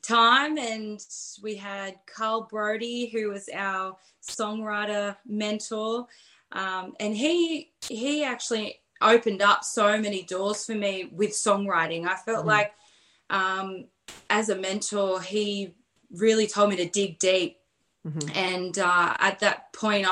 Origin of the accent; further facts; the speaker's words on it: small town near Campbelltown, New South Wales, Australia; also born or lived in Pilbara, Western Australia; now in Hunter Valley, Australia; So I lived about 30 minutes away in a small town.